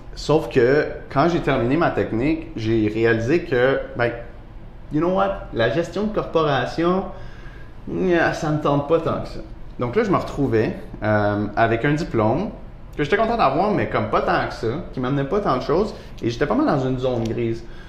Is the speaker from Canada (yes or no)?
yes; Montreal, Quebec, Canada; j'ai grandi dans le fond dans le quartier antique à Montréal